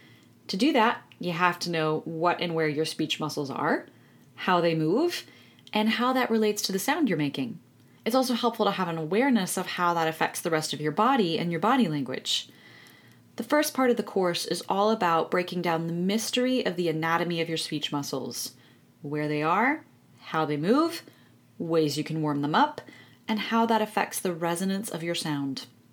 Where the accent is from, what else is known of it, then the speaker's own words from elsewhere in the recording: United States; moved away as an adult; also born or lived in London, United Kingdom; I'm an American voice and accent coach who has been based in London for the last 8 years. I've actually moved back stateside